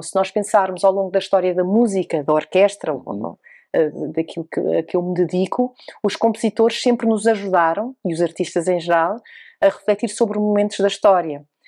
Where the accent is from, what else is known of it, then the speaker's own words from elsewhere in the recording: Oeiras, Lisbon, Portugal; eu nasci em Portugal, em Lisboa, e aqui cresci no Conselho de Oeiras